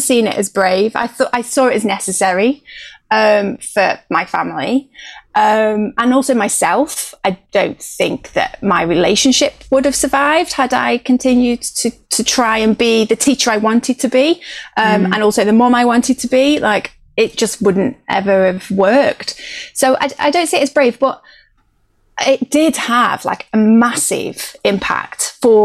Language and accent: English; Stoke-on-Trent, West Midlands, United Kingdom; now in South London, United Kingdom; I'm from a place called Stoke-on-Trent, which is sort of in the northwest of the Midlands, which is where I grew up.